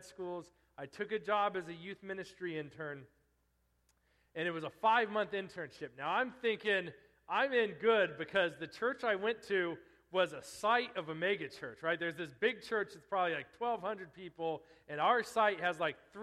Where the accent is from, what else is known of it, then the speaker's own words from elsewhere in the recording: eastern Colorado, United States; moved away as an adult; I'm out in the middle of nowhere in eastern Colorado now